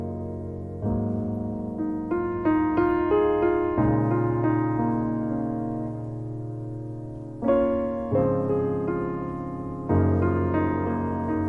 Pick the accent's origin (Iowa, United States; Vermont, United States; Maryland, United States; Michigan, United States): Maryland, United States; Baltimore; now in New York, United States; I'm from Baltimore